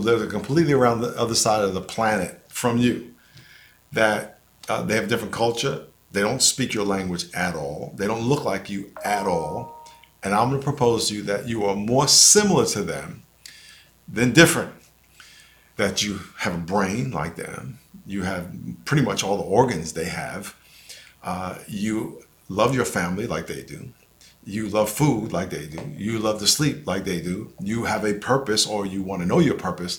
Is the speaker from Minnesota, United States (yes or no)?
no; New York, United States; moved away; also born or lived in San Diego; I grew up in New York in a neighborhood called Lakeview, which was mostly black